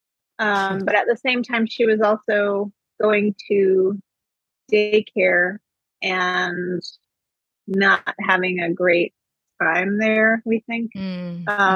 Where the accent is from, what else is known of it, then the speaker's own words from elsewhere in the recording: Ohio, United States; I grew up in Ohio